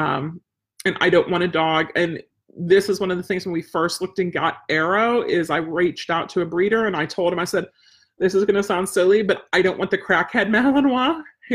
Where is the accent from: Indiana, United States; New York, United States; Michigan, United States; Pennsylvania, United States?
Pennsylvania, United States; outside Pittsburgh; we had such an extended family growing up outside Pittsburgh